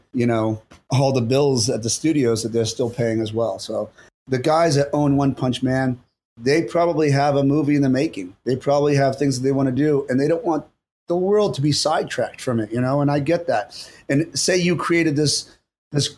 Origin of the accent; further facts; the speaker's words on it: Boston, Massachusetts, United States; I was born and raised in Boston.